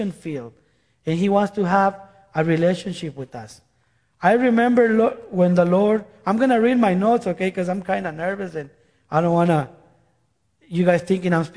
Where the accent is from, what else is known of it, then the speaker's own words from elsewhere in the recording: Guatemala; moved away; I am from Guatemala. By the way, I'm from Guatemala